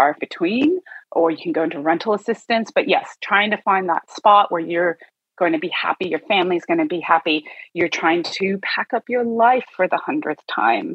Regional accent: United States; moved away as an adult; now in Australia; As you can tell from my accent, I'm from the US

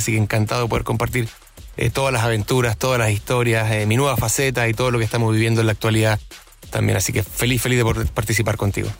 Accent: Chile; como chilenos

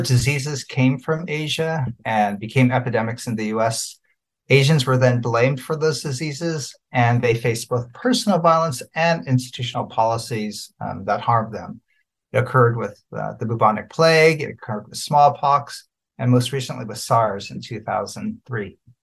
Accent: United States; an American citizen who's fifth generation

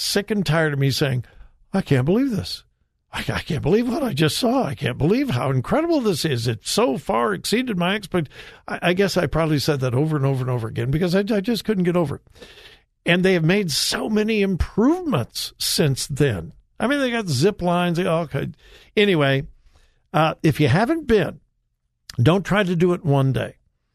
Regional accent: Los Angeles, California, United States; growing up in Southern California, Hollywood

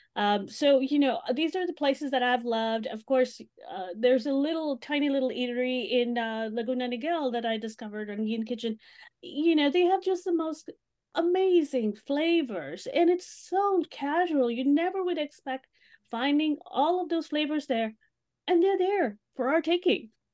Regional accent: Mumbai, Maharashtra, India; moved away as an adult; also born or lived in Los Angeles; my hometown of Mumbai

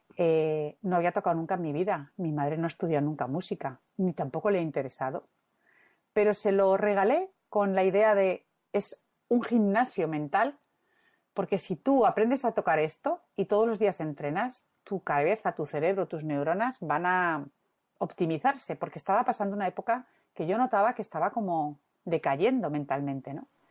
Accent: Madrid, Community of Madrid, Spain; now in Santander, Spain; yo soy madrileña

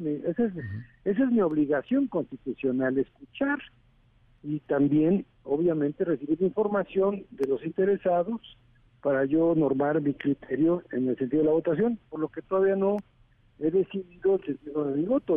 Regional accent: Mexico; somos todos los mexicanos

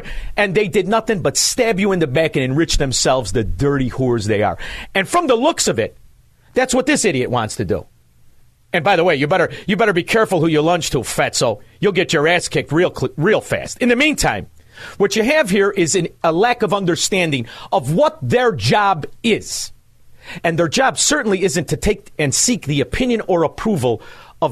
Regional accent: Chicago, Illinois, United States; We're from Chicago

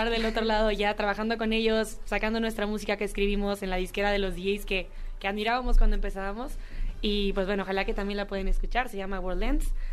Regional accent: Mexico; yo creo que como mexicanas y como mujeres es bonito ir construyendo eso, ir poniendo ahí como la banderita de México por todos lados

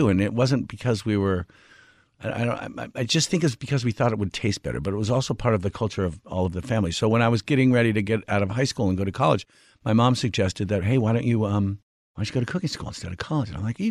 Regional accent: Washington, United States; I grew up in Washington State.

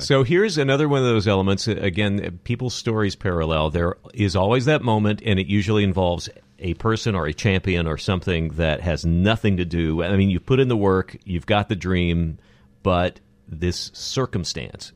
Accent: Odessa, Texas, United States; moved away as an adult; now in Los Angeles, United States; I came from Odessa, Texas

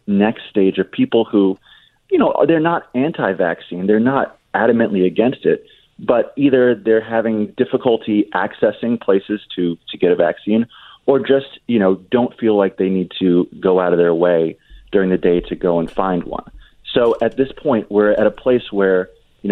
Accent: New Jersey, United States; In New Jersey, my home state

